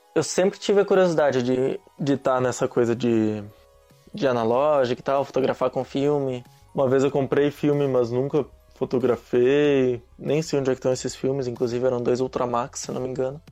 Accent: Nova Petrópolis, Rio Grande do Sul, Brazil; moved away as an adult; also born or lived in Caxias do Sul; now in Foz do Iguaçu, Brazil; Eu sou de Nova Petrópolis, Rio Grande do Sul, cidade pequenininha

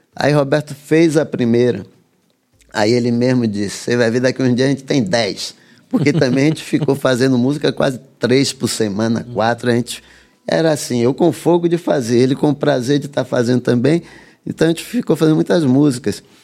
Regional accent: Salvador, Bahia, Brazil; also born or lived in Santo Amaro; Eu nasci em Santo Amaro vim, e cresci em Salvador.

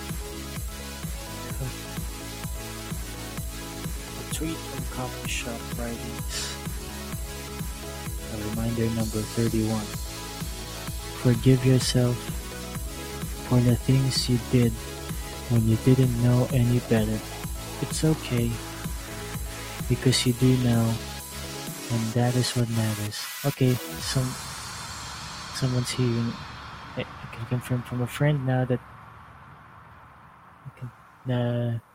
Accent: Philippines; I'm actually from the Philippines.

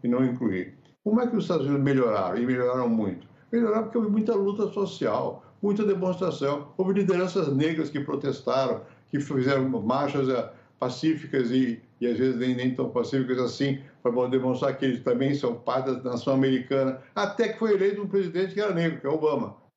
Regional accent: Brazil; sendo brasileiro, aqui no Brasil

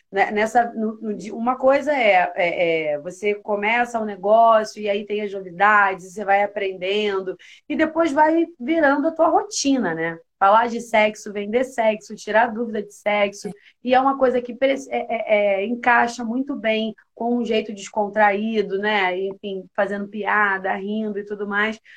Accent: Rio de Janeiro, Brazil; Eu, eu sou da Ilha do Governador.

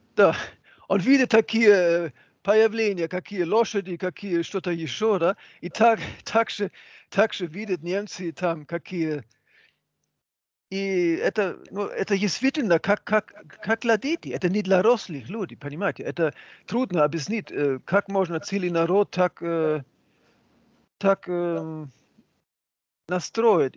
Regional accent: Hamburg, Germany; Russian is a second language; moved away as an adult; now in Russia; у, моих друзей в, в Гамбурге, откуда я родом

